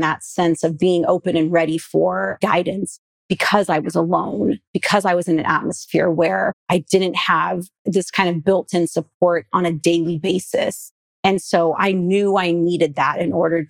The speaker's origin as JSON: {"language": "English", "region": "California", "country": "United States", "tie": "born or raised there", "said": "growing up in California"}